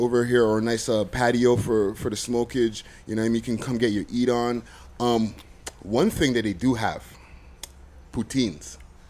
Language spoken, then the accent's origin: English; Montreal, Quebec, Canada; now in Toronto, Canada; from Montreal originally